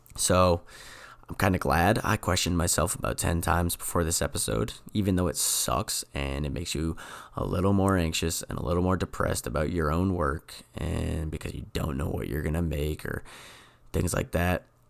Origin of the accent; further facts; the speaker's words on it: New England, United States; I'm from New England